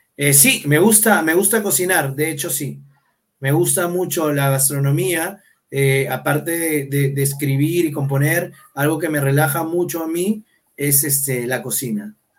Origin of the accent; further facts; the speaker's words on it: Callao, Peru; yo soy chalaco de nacimiento, soy, soy salsero del Callao